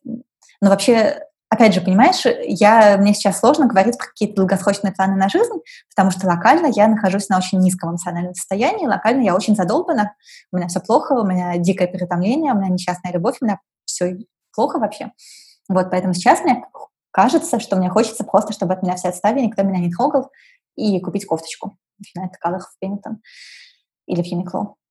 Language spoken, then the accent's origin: Russian; Saint Petersburg, Russia; also born or lived in Moscow; Я выросла вот в Питере